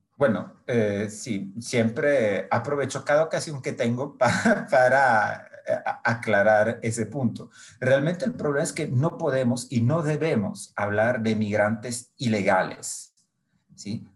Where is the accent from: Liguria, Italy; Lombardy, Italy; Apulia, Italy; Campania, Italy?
Apulia, Italy; Brindisi; Spanish is a second language; moved away; nací en Italia, en una ciudad que se llama Brindisi